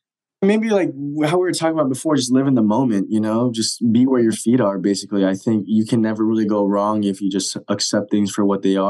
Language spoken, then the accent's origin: English; Japan; born there; I was born in Japan, but I haven't been back there in a long time.